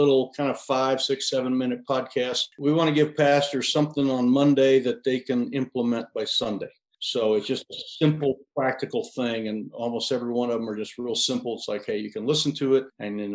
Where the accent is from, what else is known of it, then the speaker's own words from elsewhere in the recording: Sinclair, Wyoming, United States; I'm from Sinclair, Wyoming, right in the kind of the middle of the state, more or less, south central.